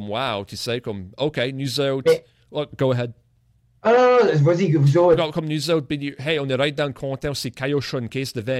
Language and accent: French; Acadia, Canada; On est tous des Acadiens et tout ça, mais c'était différent dynamique à l'époque-là.